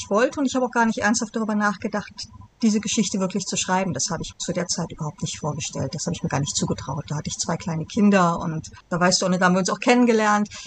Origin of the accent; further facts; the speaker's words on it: Bonn, North Rhine-Westphalia, Germany; ich bin geboren in Bonn